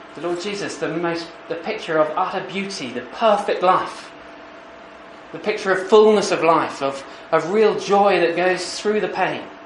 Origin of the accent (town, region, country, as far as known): United Kingdom; accent: posh